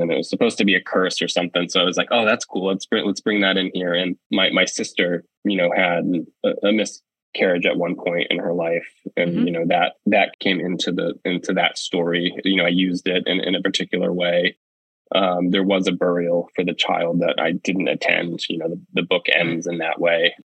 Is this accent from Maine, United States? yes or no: yes; Penobscot Indian Nation, Maine, United States; also born or lived in Bridgeport, Connecticut / Levant, Maine; I was actually born in Bridgeport, Connecticut, and I lived there until I was six. And then my mom took me and we moved to the Penobscot Nation. And I grew up there from six until I was 18